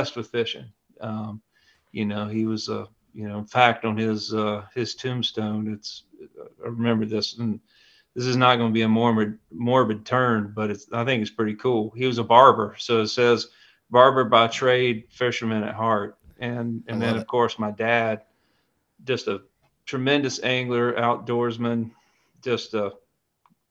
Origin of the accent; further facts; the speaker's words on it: the Piedmont of North Carolina, United States; also born or lived in Ashe County, North Carolina; I grew up in the Piedmont of North Carolina, but my family's from up in the high country, up in Ashe County